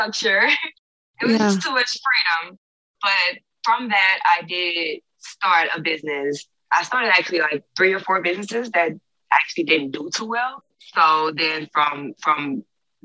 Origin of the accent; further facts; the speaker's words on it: Houston, Texas, United States; moved away as an adult; also born or lived in Seattle, Washington; now in Los Angeles, United States; I'm from Houston, Texas